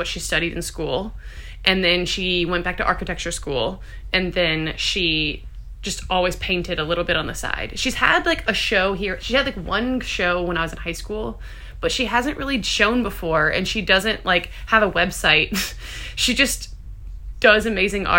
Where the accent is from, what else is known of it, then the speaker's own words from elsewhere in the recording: Baton Rouge, Louisiana, United States; also born or lived in St. Francisville, Louisiana / Charleston, South Carolina; now in New Orleans, United States; I was technically... born in Baton Rouge and then lived there till I was 10. And then my parents moved us out to the country, a little town called St. Francisville.